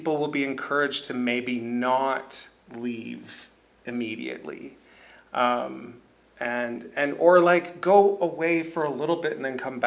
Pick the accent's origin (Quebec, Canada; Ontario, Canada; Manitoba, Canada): Ontario, Canada; Kitchener; I grew up here. I'm from Kitchener